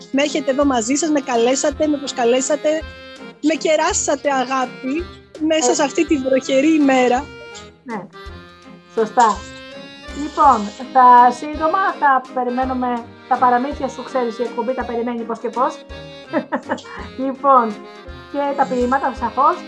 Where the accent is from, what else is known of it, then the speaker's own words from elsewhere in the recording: Greece; Είμαι περήφανη και είμαι περήφανη που είμαι Ελληνίδα και αυτό το, το επικοινωνώ στο εξωτερικό.